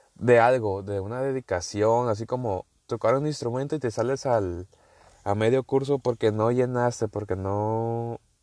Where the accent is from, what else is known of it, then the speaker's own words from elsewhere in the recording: northern Mexico, Mexico; accent: northern; Yo soy mexicano, eh, por si no sabían. Sí, se ha notado mi acento. Y del norte. Vamos a dejarlo así que soy del norte